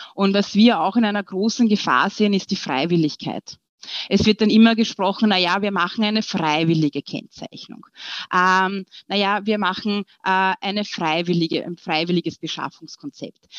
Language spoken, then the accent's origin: German; Austria; wir sind ja bekannt als äh, Österreicher